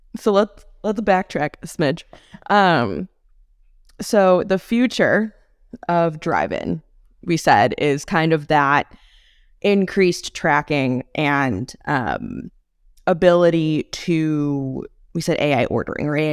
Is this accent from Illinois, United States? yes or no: yes; McHenry County, Illinois, United States; I come from McHenry County, Illinois, which is very rural, or relatively rural